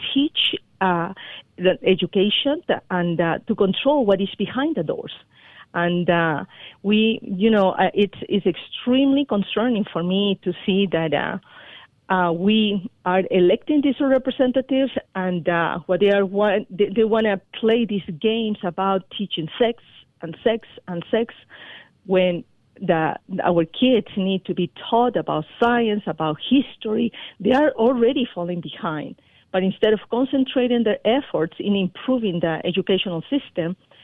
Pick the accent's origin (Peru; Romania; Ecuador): Peru; moved away as an adult; now in Colorado, United States; I was born in Peru